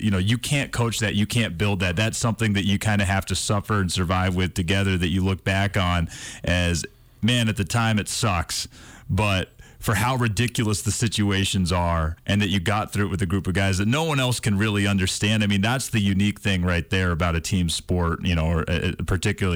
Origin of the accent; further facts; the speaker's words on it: Northeast, United States; moved away as an adult; now in Montana, United States; growing up in the Northeast and playing sports there through high school and even my first year of college